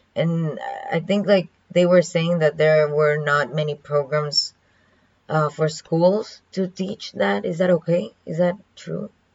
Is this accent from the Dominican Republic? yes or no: yes; Dominican Republic; first language Spanish; English is a second language; moved away as an adult; now in Kaohsiung, Taiwan